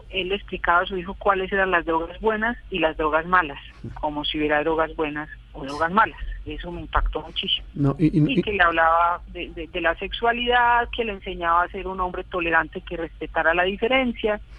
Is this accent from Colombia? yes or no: yes; Colombia; Esos dos hechos sumados al horror eh, que, sufríamos como colombianos, pues a mí me llenó de, mucho dolor y de mucha rabia